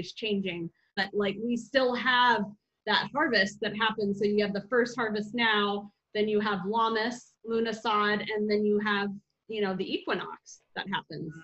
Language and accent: English; Arizona, United States; I grew up in Arizona